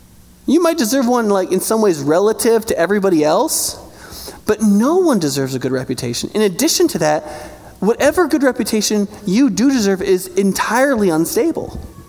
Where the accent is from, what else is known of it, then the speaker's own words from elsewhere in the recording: United States; I'm American